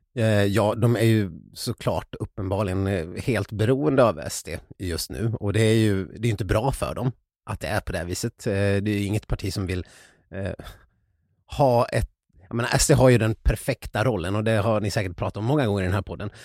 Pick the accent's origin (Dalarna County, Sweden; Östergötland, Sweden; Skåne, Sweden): Dalarna County, Sweden; Ludvika; i Ludvika, där jag kommer ifrån